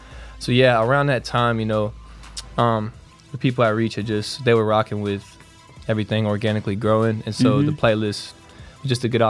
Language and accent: English; Brunswick, Georgia, United States; Man, I'm 20. I'm from Brunswick, Georgia.